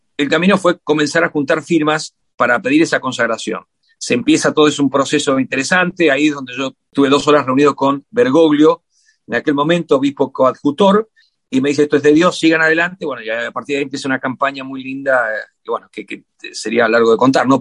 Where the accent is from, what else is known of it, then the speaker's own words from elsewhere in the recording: San Juan, Argentina; now in Pilar, Argentina; Yo me crié en un hogar en San Juan muy humilde, muy sencillo.